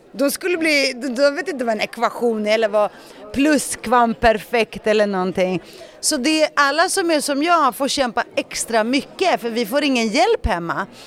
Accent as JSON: {"language": "Swedish", "town": "Stockholm", "region": "Stockholm County", "country": "Sweden", "tie": "born or raised there", "second_language": "Swedish", "said": "Så jag växte upp med en ensamstående mamma med tre barn i Rinkeby"}